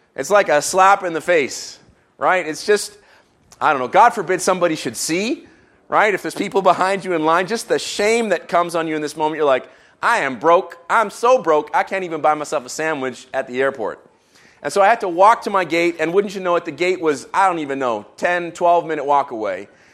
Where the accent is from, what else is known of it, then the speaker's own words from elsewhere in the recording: Israel; moved away; I grew up in Israel